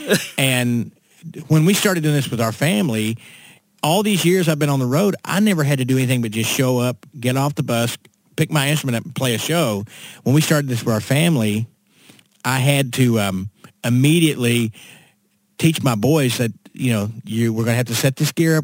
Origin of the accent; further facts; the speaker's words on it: Winchester, Kentucky, United States; now in Nashville, United States; I was born uh, up in central Kentucky, right around Lexington, a little town called Winchester.